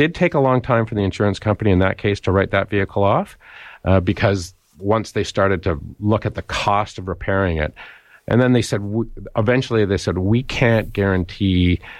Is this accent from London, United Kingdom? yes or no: yes; London, United Kingdom; Because I'm from London, Jeff.